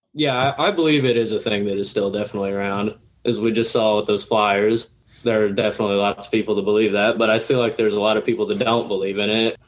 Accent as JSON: {"language": "English", "town": "Lincoln", "region": "Illinois", "country": "United States", "tie": "born or raised there", "said": "I'm from Lincoln, Illinois, and I went to Lincoln Community High School"}